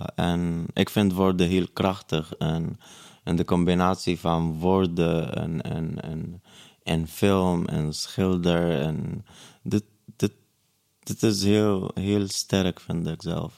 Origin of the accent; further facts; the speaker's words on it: Syria; Dutch is a second language; also born or lived in Breda, Netherlands; now in Amsterdam, Netherlands; Stateless, omdat ik Palestijns-Syrisch ben